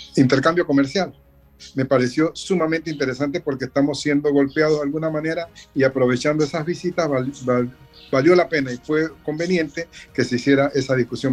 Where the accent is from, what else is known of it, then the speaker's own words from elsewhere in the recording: Panama; Como panameños tenemos que sentirnos complacidos por la presencia de los cancilleres, mm. creo que son 18, aquí en nuestro país